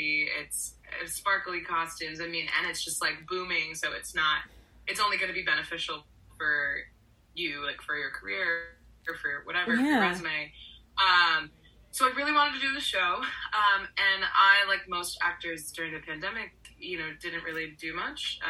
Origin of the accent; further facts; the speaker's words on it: Orlando, Florida, United States; I grew up in Orlando, Florida.